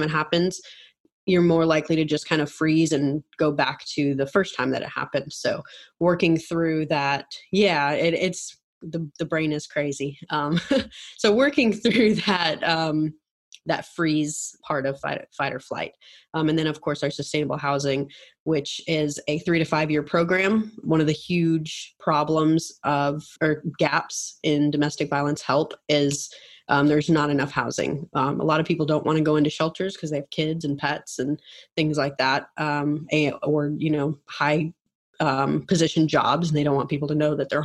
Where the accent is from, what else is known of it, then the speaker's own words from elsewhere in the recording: Minneapolis, Minnesota, United States; moved away as an adult; now in Atlanta, United States; I grew up in Minnesota. I live now in Atlanta, but always grew up in, you know, was there for 18 years.